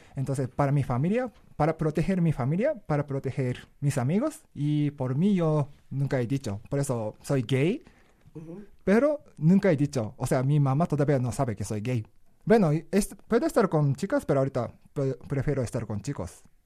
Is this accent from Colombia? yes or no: no; Japan; Spanish is a second language; moved away as an adult; now in Mexico City, Mexico; yo viví en Japón por 22 años, cuando tenía 22 salí de Japón